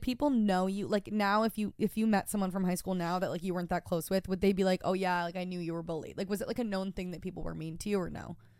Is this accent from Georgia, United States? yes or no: no; Rochester, New York, United States; moved away as an adult; now in New York City, United States; my hometown was just so fucking classic. I'm from Rochester, New York